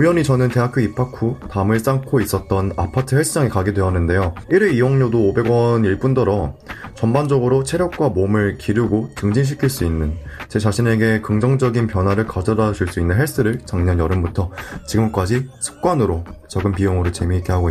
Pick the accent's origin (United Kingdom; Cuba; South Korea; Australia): South Korea; Seoul; I'm from Seoul.